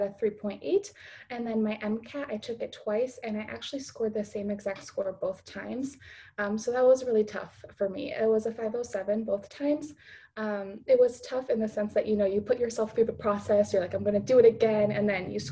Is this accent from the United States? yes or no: yes; Chicago, Illinois, United States; I am from the Chicago area, from the suburbs, and now I'm living in the city to be closer to school